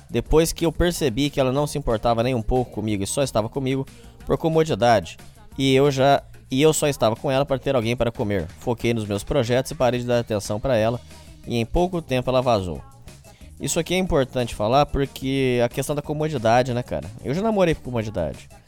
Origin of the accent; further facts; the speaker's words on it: Petrolina, Pernambuco, Brazil; Sou de Petrolina, no interior de Pernambuco.